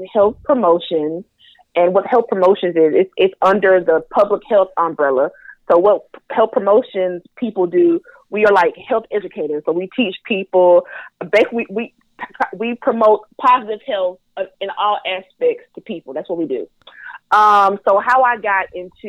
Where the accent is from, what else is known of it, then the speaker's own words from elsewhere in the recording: North Carolina, United States; accent: Southern twang; I am from the South. I am a Southern Belle. I am from North Carolina